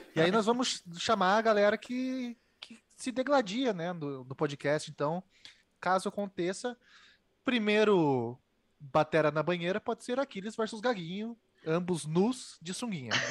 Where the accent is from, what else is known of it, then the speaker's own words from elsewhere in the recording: Paraná, Brazil; eu sou do Paraná